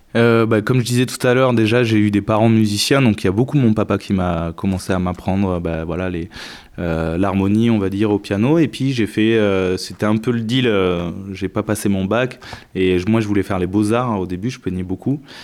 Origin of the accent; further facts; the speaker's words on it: Médoc, Bordeaux region, Nouvelle-Aquitaine, France; also born or lived in Montpellier / Entre-deux-Mers; je suis de la région bordelaise, ouais, effectivement. Euh, j'ai grandi plutôt dans le Médoc